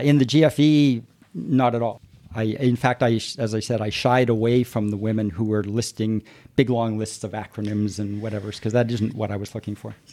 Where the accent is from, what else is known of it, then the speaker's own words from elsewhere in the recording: Toronto, Ontario, Canada; I grew up, I grew up here in Toronto